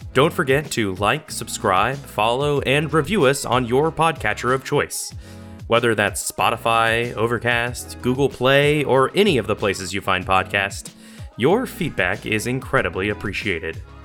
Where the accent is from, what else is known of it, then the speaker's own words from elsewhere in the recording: Columbus, Georgia, United States; moved away as an adult; also born or lived in Las Vegas, Nevada / Chicago; now in Columbus, United States; I was born in Columbus, Georgia, at eleven fifty-seven P M on September the twenty-seventh, nineteen ninety, in what was then the Columbus Medical Center